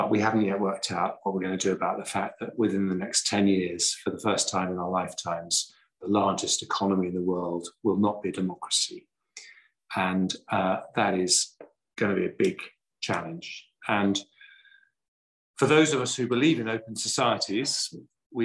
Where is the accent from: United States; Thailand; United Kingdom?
United Kingdom; England; I'm very English